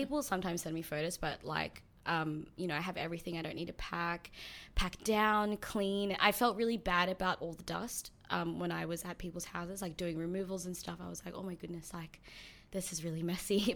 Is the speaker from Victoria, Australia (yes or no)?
no; Sydney, New South Wales, Australia; also born or lived in New Zealand; I moved here when I was seven.